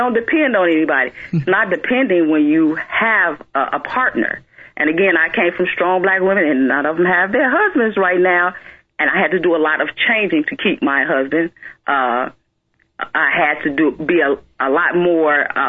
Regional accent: Chicago, Illinois, United States; we all come from the hood. I came from Roseland

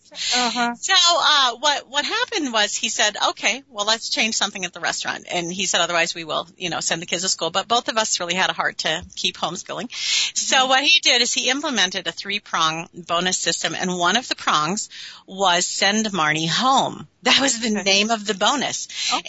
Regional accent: Minneapolis, Minnesota, United States; now in Warroad, United States; born and raised in Minneapolis, and then we've been up here for 30 years.

